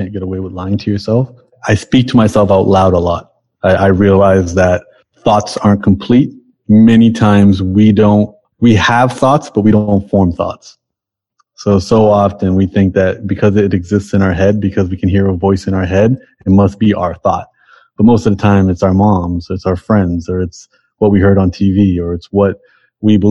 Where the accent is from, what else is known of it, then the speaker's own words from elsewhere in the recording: Toronto, Ontario, Canada; I'm from Toronto and you know, Toronto is just like the most diverse multicultural place in the world